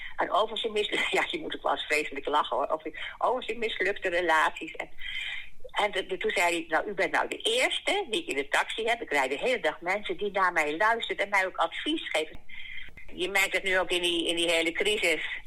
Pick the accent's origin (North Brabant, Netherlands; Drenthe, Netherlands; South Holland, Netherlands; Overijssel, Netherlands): South Holland, Netherlands; The Hague; now in Brummen, Netherlands; ik kom oorspronkelijk uit Den Haag